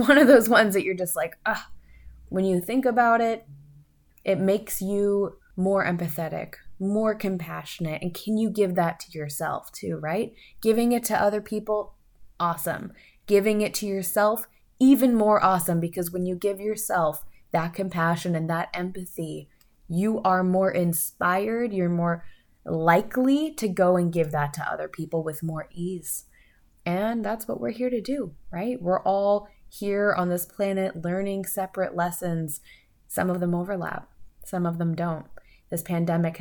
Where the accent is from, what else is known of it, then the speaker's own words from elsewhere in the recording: United States; as an American